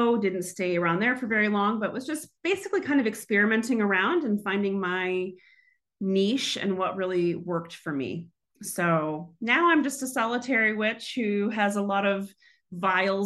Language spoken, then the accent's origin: English; Houston, Texas, United States; moved away; I grew up in Houston, Texas